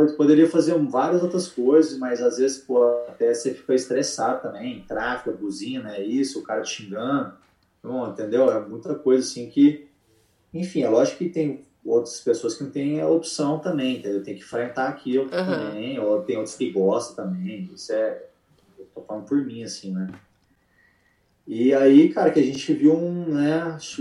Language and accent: Portuguese; Uberlândia, Minas Gerais, Brazil; moved away as an adult; also born or lived in Atlanta; now in Charlotte, United States; eu vim de Uberlândia, Minas Gerais, né? Então, tipo assim, a minha cidade não é igual São Paulo